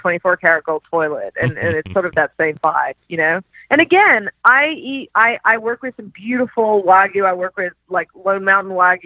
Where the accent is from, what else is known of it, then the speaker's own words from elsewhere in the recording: Australia; moved away; I grew up in Australia